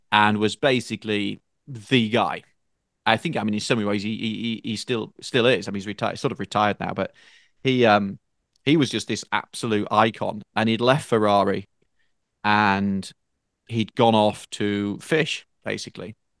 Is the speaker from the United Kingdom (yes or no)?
yes; Northern England, United Kingdom; moved away as an adult; now in United States; where I grew up in Northern Eng-, in, in Northern England in particular